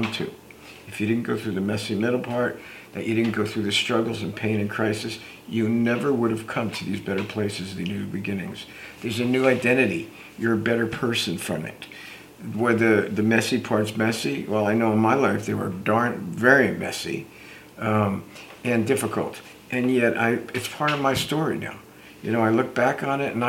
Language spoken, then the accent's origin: English; Newark, New Jersey, United States; I grew up in the Newark, New Jersey area